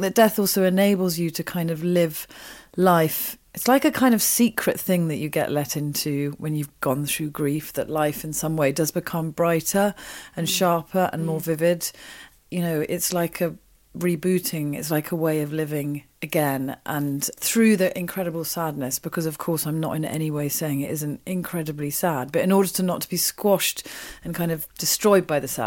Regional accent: Wiltshire, South West England, United Kingdom; also born or lived in Oxford; I grew up in Oxford and then in Wiltshire

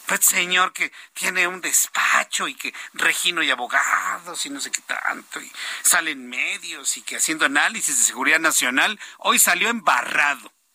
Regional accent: Mexico; como ciudadano mexicano

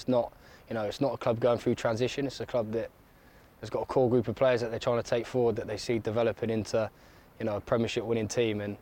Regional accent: Bath, South West England, United Kingdom; my hometown club

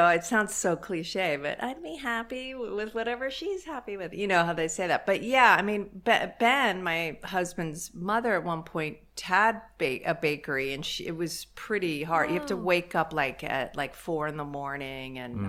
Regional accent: England, United Kingdom; born there; I was born in England, and maybe at the time the food probably wasn't great there

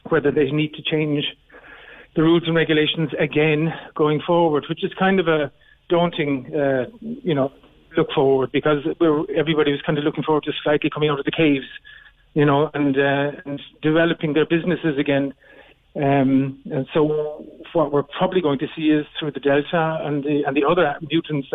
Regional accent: Cork, Munster, Ireland; accent: Cork; moved away as an adult; now in Berlin, Germany

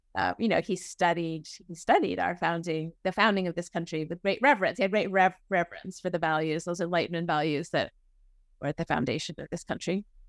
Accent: New England, United States; moved away as an adult; now in Oklahoma, United States; I'm from New England, um, and raised in a, a family that attended a Unitarian Universalist Church, the Arlington Street Church in Boston

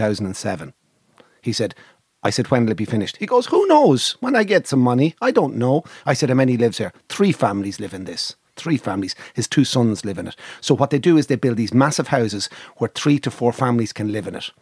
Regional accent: Ireland; I'm Irish

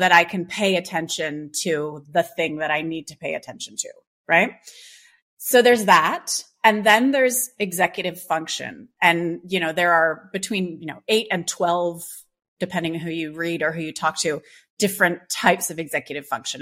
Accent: Canada; I grew up in Canada

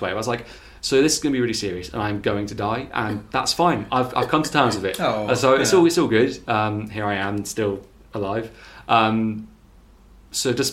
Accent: North Devon, South West England, United Kingdom; I'm from North Devon.

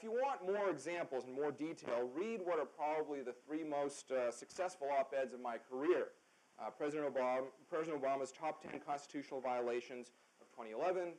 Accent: Canada; now in United States; I grew up in Canada, so I'm not a natural-born citizen

